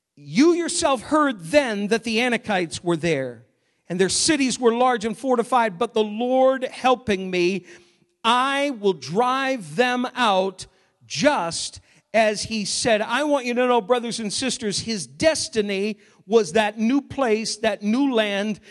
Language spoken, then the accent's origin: English; Maine, United States; moved away; growing up in Maine a number of years ago